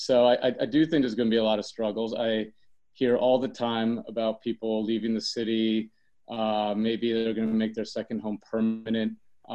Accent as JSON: {"language": "English", "town": "New York City", "region": "New York", "country": "United States", "said": "as a New Yorker, and knowing what the city has been through over the many decades, even before my life"}